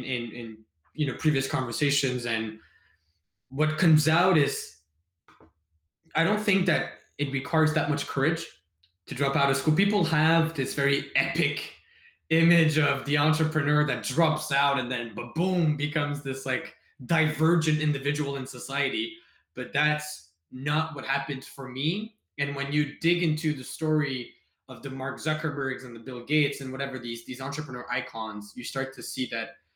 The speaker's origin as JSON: {"language": "English", "town": "Montreal", "region": "Quebec", "country": "Canada", "tie": "born or raised there", "said": "I'm from Montreal. I studied in high school at Brébeuf, went to CEGEP at Brébeuf"}